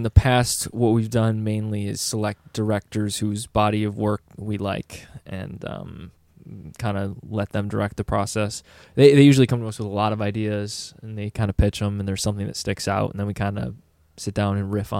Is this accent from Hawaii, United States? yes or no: no; Greece, New York, United States; But yeah, we're all from Greece. So we're kind of in the thick of Kodak Park.